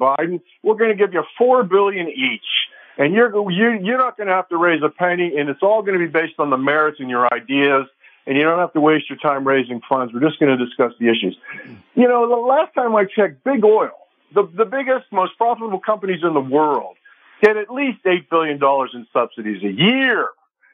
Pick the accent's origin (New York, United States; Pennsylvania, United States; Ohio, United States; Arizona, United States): Pennsylvania, United States; Western; moved away; I grew up in Western Pennsylvania